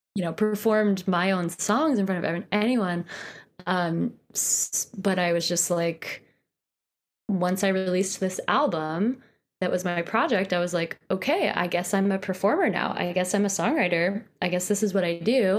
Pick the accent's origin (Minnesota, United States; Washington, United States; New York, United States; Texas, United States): New York, United States; Poughkeepsie; moved away as an adult; also born or lived in Boston; now in Brooklyn, United States; I grew up in Poughkeepsie, which is about an hour and a half north of New York City.